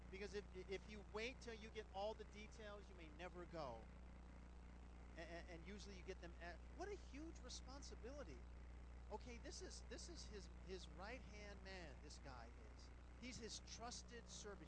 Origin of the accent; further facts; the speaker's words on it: Las Vegas, Nevada, United States; I'm from Las Vegas